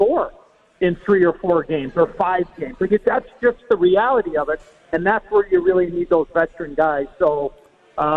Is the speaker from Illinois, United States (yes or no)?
yes; Chicago, Illinois, United States; I was able to play for my hometown team